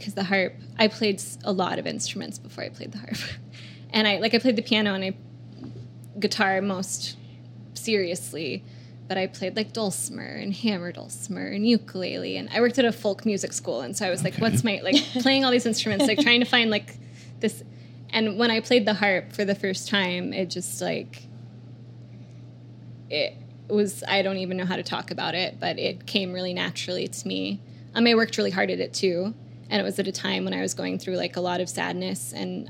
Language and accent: English; Oklahoma City, Oklahoma, United States; moved away as an adult; also born or lived in Chicago; I grew up in between Oklahoma City and this town where I spent, like, weekends and holidays and summers.